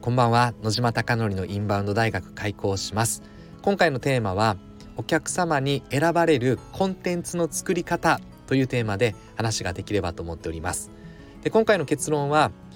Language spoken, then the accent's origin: Japanese; Mie, Japan; 私三重県出身